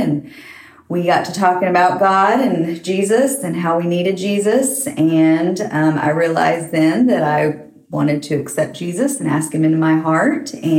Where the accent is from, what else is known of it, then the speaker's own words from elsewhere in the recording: Oklahoma, United States; moved away as an adult; also born or lived in Waco, Texas; now in Nacogdoches, United States; I grew up mostly in Oklahoma, and my family went to church pretty much all my life.